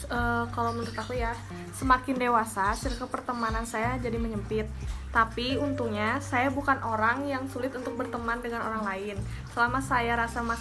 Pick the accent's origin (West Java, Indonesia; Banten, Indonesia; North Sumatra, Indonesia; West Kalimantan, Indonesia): West Java, Indonesia; karena kita kan orang Sunda terus yang memiliki jiwa insecurity sehingga selalu nempel sama kita